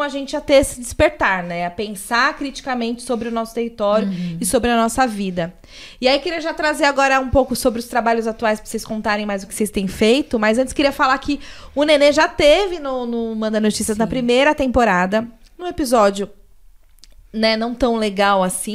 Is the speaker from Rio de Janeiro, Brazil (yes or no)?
no; São Paulo, Brazil; eu sou do Capão Redondo